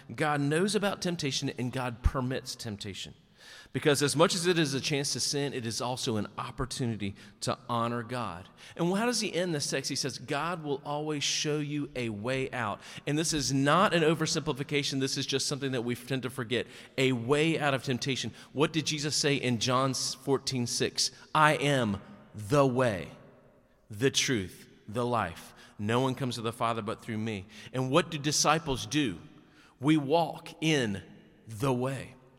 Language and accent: English; Nash County, North Carolina, United States; also born or lived in Wake County, North Carolina / Watauga County, North Carolina / Catawba County, North Carolina; In nineteen seventy-three, I was born in Nash County, North Carolina. Then in nineteen eighty-seven, I moved to Wake County, North Carolina